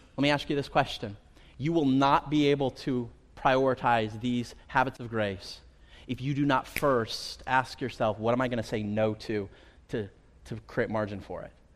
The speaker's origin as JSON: {"language": "English", "area": "Central Valley", "region": "California", "country": "United States", "tie": "born or raised there", "said": "I grew up here in the Central Valley"}